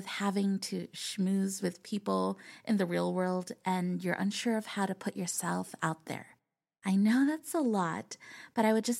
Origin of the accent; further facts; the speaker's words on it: California, United States; I am an illustrator from California.